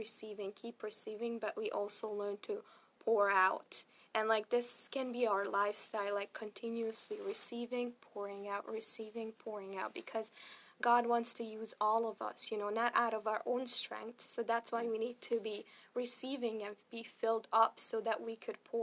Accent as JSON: {"language": "English", "town": "Szeged", "region": "Csongrád-Csanád", "country": "Hungary", "tie": "born or raised there", "moved": "yes", "said": "I'm going to be part of the ministry in Szeged, which is my hometown"}